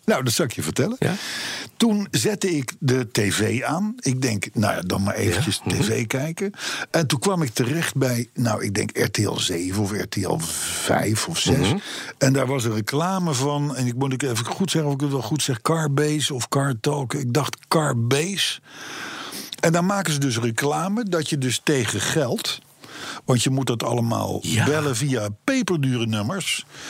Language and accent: Dutch; Voorschoten, South Holland, Netherlands; ik ben geboren en getogen in de Johan Willem Friesolaan te voorschoten op nummer 51